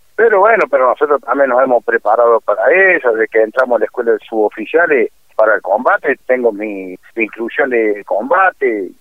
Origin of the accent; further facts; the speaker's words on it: La Calera, Córdoba, Argentina; Yo soy de, la provincia de Córdoba, de la ciudad de La Calera